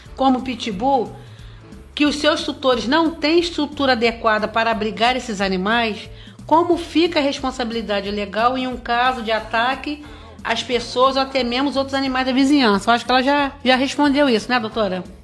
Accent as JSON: {"language": "Portuguese", "town": "Barra do Piraí", "region": "Rio de Janeiro", "country": "Brazil", "tie": "born or raised there", "said": "os barrenses que é a minha cidade natal"}